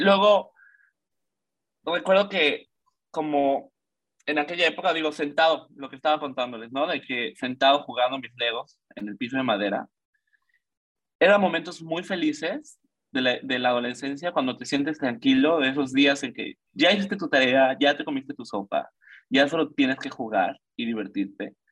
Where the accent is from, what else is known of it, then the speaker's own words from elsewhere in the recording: Mérida, Yucatán, Mexico; also born or lived in Mexico City; soy de la Ciudad de México, pero me mudé a los seis años a la maravillosa ciudad de Yucatán